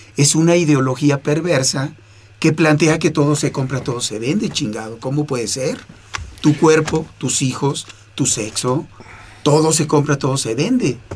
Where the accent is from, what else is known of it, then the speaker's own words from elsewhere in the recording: Mexico; now in Toronto, Canada; Yo soy ciudadano canadiense, mexicano canadiense